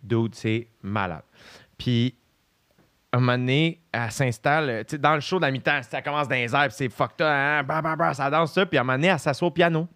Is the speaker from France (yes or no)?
no; Quebec, Canada; les deux, on est québécois